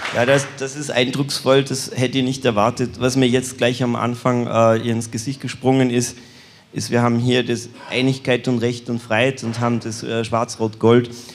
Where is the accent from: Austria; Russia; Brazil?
Austria; in meinem Heimatland Österreich